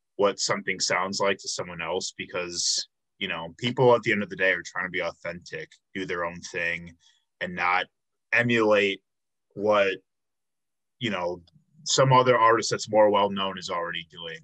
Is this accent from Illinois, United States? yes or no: yes; outside of Chicago, Illinois, United States; moved away as an adult; now in Milwaukee, United States; I grew up outside of Chicago, but um, I've been in Milwaukee for like seven years